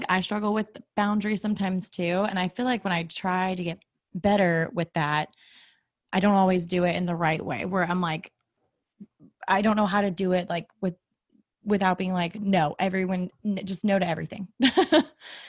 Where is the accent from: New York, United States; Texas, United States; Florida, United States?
Florida, United States; Tampa; I'm from Tampa